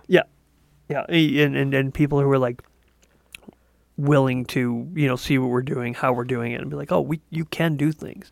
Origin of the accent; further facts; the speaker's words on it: Canada; As a Canadian